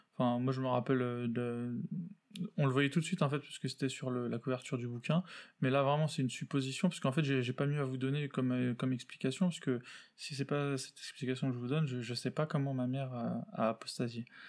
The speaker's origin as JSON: {"language": "French", "town": "Paris", "region": "Île-de-France", "country": "France", "tie": "born or raised there", "said": "je suis né euh, en France, à Paris"}